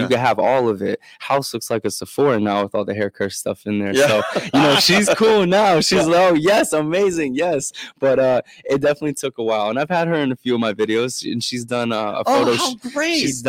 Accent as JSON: {"language": "English", "region": "Maryland", "country": "United States", "said": "I am from Maryland"}